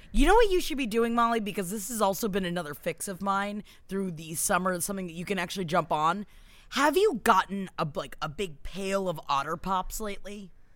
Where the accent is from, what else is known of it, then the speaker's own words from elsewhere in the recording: New York, United States; being a New Yorker